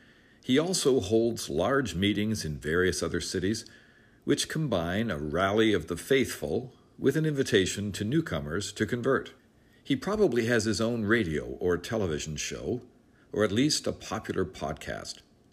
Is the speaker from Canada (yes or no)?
yes; Canada; also born or lived in United Kingdom; I'm an evangelical myself, born and raised in Canada and the United Kingdom among evangelical Christians, and educated among evangelicals in the United States as well.